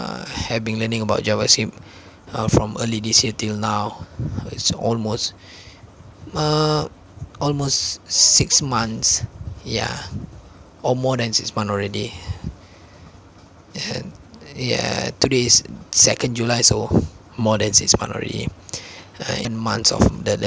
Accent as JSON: {"language": "English", "country": "Malaysia", "first_language": "Malay", "second_language": "English", "said": "I'm a Malaysian myself. I speak Malay instead of English, so I speak Malay all the time. English is just my secondary language"}